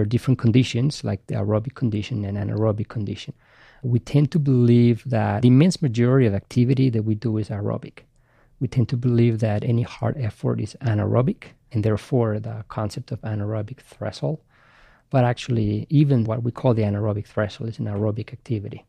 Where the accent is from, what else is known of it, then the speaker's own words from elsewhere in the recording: Basque Country, Spain; English is a second language; moved away as an adult; also born or lived in Madrid; now in United States; I grew up in Spain and I played for Real Madrid at the academy for six years.